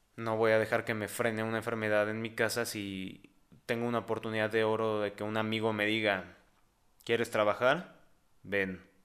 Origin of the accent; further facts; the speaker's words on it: Mexico; aquí, en mi país, en México